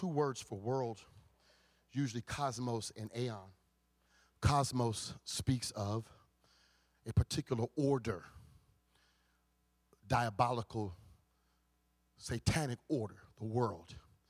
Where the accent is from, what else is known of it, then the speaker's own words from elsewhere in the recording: Compton, California, United States; When I think about the times when I growing up in Compton, when I was going to Compton High School football games, hanging out with Crip gangsters